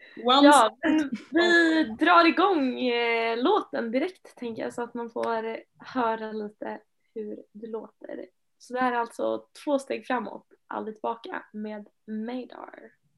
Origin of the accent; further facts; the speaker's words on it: Finland; now in Sweden; Jag kommer ju från Finland